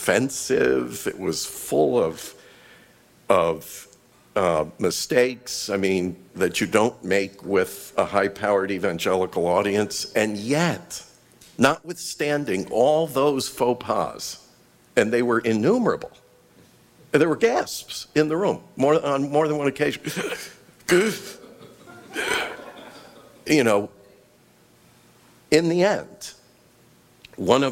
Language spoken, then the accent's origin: English; Western New York State, United States; I was raised in Western New York State